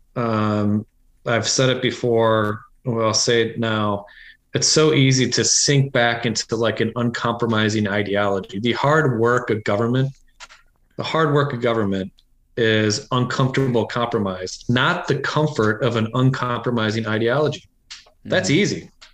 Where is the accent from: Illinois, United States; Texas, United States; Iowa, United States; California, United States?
Iowa, United States; moved away as an adult; also born or lived in New Hampshire; I grew up in Iowa